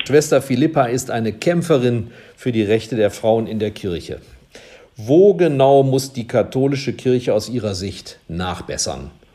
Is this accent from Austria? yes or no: no; Rhineland, Germany; ich bin gebürtiger Rheinländer, ist eigentlich im Rheinland Ausnahmezustand. Ich bin im Straßenkarneval groß geworden.